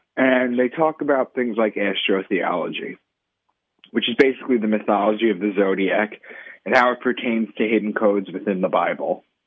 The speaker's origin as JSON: {"language": "English", "area": "Long Island", "region": "New York", "country": "United States", "also_born_or_lived": "Boston", "moved": "as an adult", "said": "I'm from Long Island initially, in New York, and I moved to Boston for a new job"}